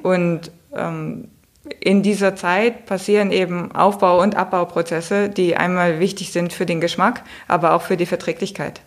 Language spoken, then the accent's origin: German; Hamburg, Germany; für mich als Hamburgerin